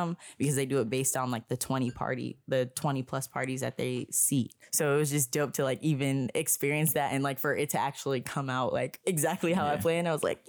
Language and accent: English; Springfield, Massachusetts, United States; I'm from Springfield area.